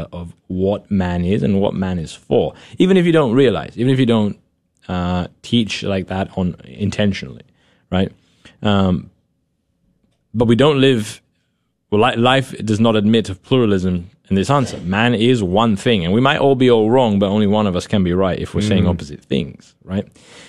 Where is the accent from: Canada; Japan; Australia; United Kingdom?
United Kingdom; I enjoy reading and I enjoy literature, and you know, I dabble in poetry, right? as a British person, you know?